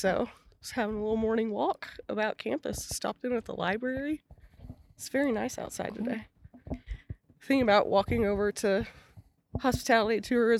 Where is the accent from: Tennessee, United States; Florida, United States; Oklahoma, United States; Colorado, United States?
Oklahoma, United States; Oklahoma City; also born or lived in New York / Perth, Australia; I grew up in Oklahoma City. Went to Putnam City North High School for reference. So Northwest Oklahoma City. Came to Oklahoma State as an undergrad and graduate student. Went back to Oklahoma City to work.